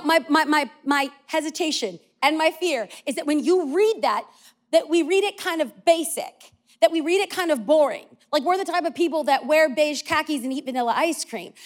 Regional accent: California, United States; I'm from California

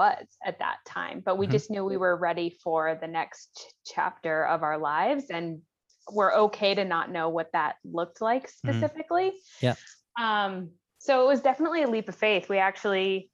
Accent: Seattle, Washington, United States; moved away as an adult; now in Rossland, Canada; We're originally from Seattle

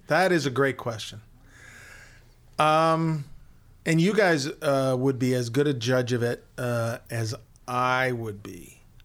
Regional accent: Hamilton, Ontario, Canada; I grew up in Hamilton, so I would read Bob Hanley and the Hamilton Spectator

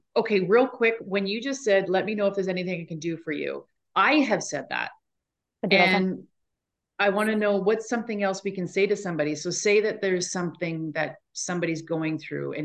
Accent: Canada; we're from Canada.

